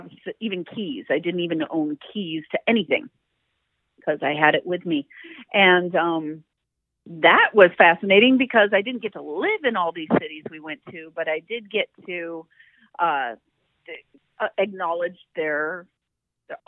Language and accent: English; southern Michigan, United States; also born or lived in Indiana / Chicago / New York / Turin; now in Los Angeles, United States; I'm originally from a farm town in Michigan. Grew up in that same farm town in southern Michigan